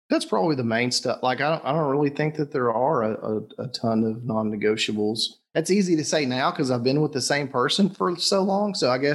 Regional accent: the South, United States; I'm from the South. My family, my mom specifically, is the quintessential, you know, Southern woman.

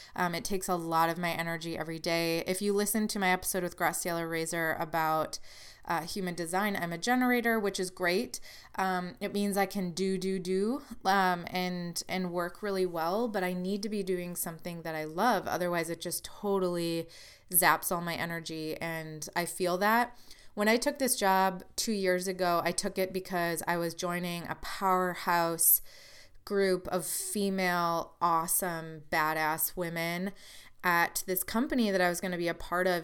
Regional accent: Wisconsin, United States; now in Illinois, United States; I'm from Wisconsin

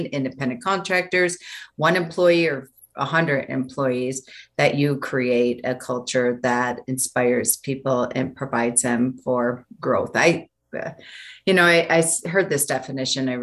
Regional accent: Buffalo, New York, United States; moved away as an adult; now in Denver, United States; Nobody ever left my hometown of Buffalo, New York

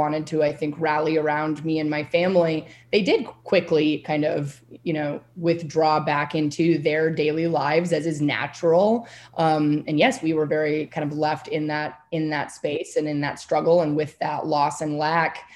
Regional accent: Whidbey Island, Washington, United States; I grew up very rurally on Whidbey Island in Washington State

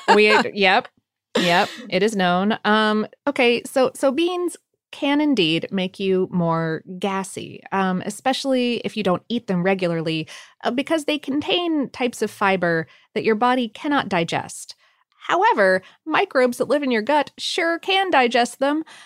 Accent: Ohio, United States; growing up in Ohio

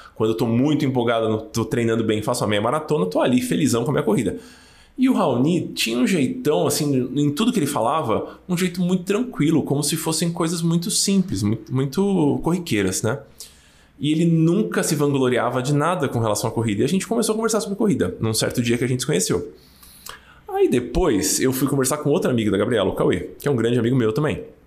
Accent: São Paulo, Brazil; eu nasci no Brasa, então é difícil ser mais paulistano que isso

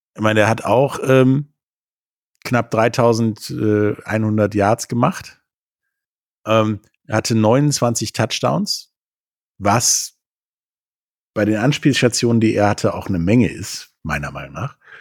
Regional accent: Rhineland, Germany; mir als Rheinländer

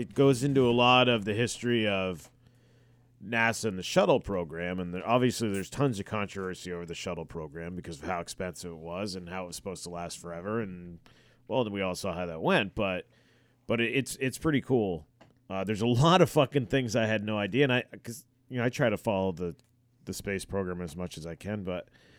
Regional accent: Gorham, Maine, United States; growing up in Gorham, Maine, there weren't a lot of unique families.

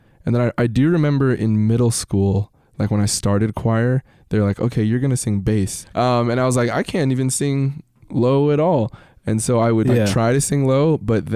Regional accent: United States; my sister and I were born here in the States

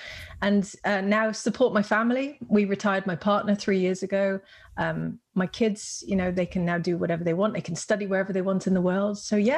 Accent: Netherlands; accent: British; which is why I sound British, because I am bilingual. I guess we won't break out the Dutch on the podcast. I'm guessing the listeners might struggle with that.

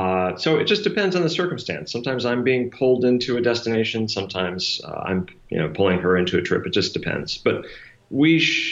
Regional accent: Scranton, Pennsylvania, United States; moved away; so where did you grow up? And I say, Scranton, Pennsylvania.

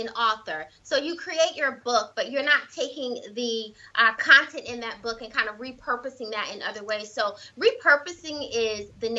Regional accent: South Carolina, United States; moved away; I'm originally from South Carolina

